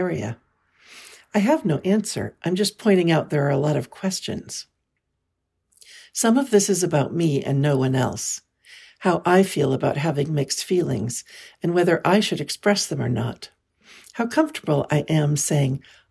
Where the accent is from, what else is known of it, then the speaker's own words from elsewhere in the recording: California, United States; I was born and raised in California